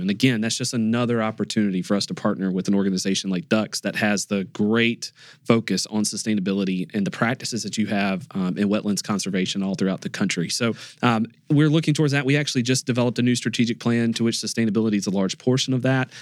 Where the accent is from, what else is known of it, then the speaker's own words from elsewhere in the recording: North Carolina, United States; I hail from North Carolina